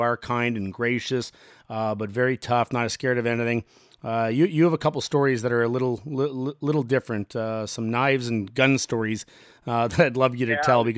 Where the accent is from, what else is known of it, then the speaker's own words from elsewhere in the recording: Ottawa, Ontario, Canada; Toronto is one that I would have loved to, just being Canadian and growing up in Ottawa.